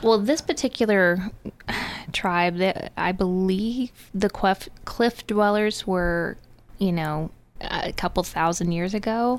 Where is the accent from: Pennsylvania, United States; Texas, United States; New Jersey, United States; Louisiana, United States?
Texas, United States; growing up in Texas